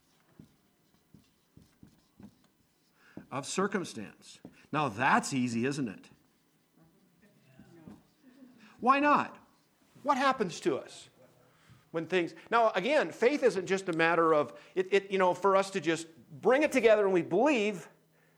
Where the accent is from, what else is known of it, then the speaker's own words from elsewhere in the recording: Tuttle, North Dakota, United States; moved away; Our home church just was back in Tuttle, North Dakota